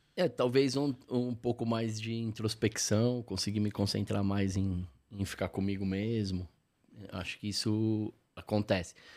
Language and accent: Portuguese; São Paulo, Brazil; also born or lived in Lapa, São Paulo; eu nasci mas depois eu cresci no Ipiranga, onde eu cresci de fato